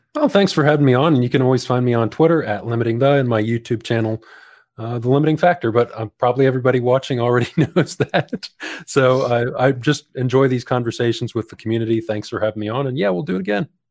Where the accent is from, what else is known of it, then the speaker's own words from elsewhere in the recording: United States; moved away as an adult; now in New Zealand; near my hometown